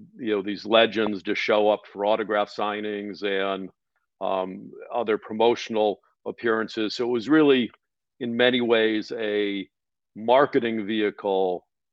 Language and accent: English; Cleveland, Ohio, United States; born or raised there